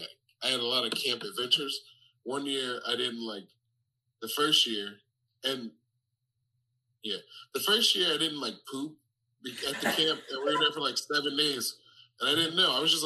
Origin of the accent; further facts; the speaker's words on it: Detroit, Michigan, United States; In Detroit, Michigan.